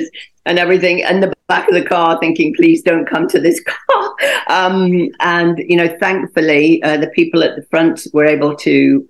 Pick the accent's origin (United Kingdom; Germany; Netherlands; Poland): United Kingdom; moved away as an adult; also born or lived in Kuwait; now in Dubai, United Arab Emirates; I'm British